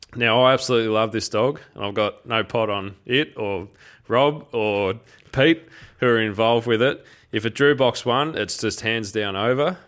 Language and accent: English; Geelong, Victoria, Australia; I grew up in Geelong